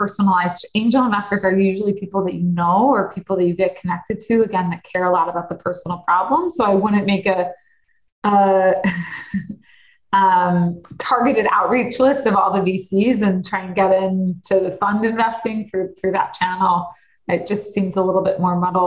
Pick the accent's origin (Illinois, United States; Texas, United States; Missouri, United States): Illinois, United States; Deerfield; I grew up in Deerfield